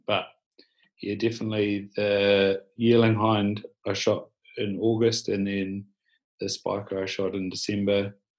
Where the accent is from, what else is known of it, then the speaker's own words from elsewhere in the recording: Southland, New Zealand; Grew up in Southland, bottom of New Zealand, handy to places like Fiordland and Central Otago